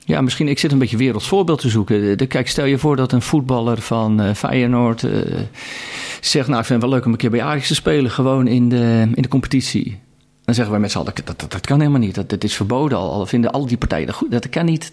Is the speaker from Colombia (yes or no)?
no; Katwijk, South Holland, Netherlands; Ik kom zelf uit Katwijk aan Zee